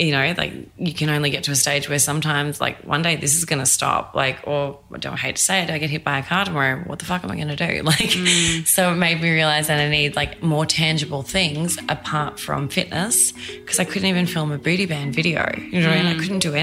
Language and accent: English; Australia; moved away as an adult; now in New York, United States; I'm Australian.